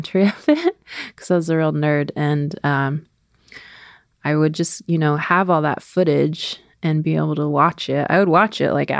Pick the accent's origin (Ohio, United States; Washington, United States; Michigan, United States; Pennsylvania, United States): Washington, United States; Swinomish Indian Tribal Community, Fidalgo Island; I grew up on the Swinomish Indian tribal community. It is located on the Fidalgo Island, which is a part of the San Juan Islands. It's the island that's most inland to the state of Washington